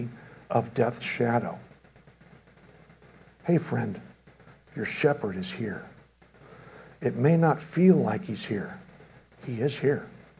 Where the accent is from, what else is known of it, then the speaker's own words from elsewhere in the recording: Chicago, Illinois, United States; moved away; I'm from Chicago